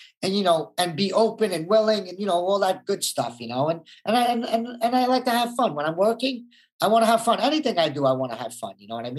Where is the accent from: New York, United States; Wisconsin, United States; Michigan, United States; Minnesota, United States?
New York, United States; Brooklyn; growing up in Brooklyn, you need an ego and an image, and you got to be a tough guy, or else, you know, you'll get taken advantage of.